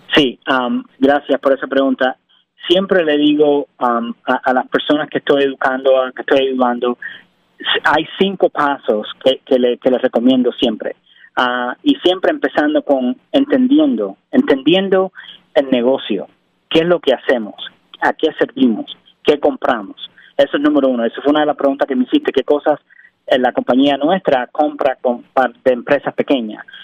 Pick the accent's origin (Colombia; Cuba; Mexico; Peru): Cuba; also born or lived in Miami, United States / Rhode Island, United States; now in Pennsylvania, United States; soy cubano, ah, nací en Cuba, emigré en el 98